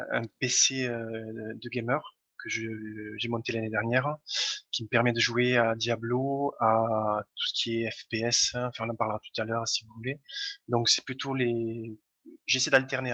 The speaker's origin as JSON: {"language": "French", "town": "Toulouse", "region": "Occitania", "country": "France", "said": "je viens de Toulouse, mais ça doit s'entendre à, l'accent."}